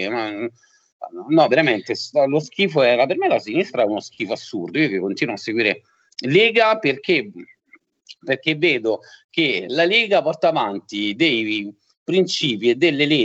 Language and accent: Italian; Rome, Lazio, Italy; born there; mia mamma era del sud, mio papà era del, è del nord, io sono nato a Roma